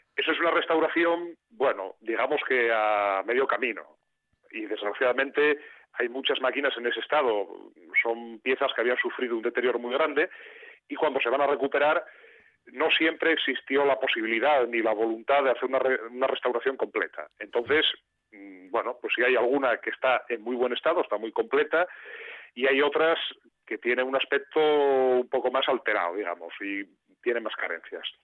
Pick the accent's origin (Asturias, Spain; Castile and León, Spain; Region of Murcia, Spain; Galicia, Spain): Asturias, Spain; Mieres; yo soy de Mieres, he crecido pues, al lado de esas, de esas locomotoras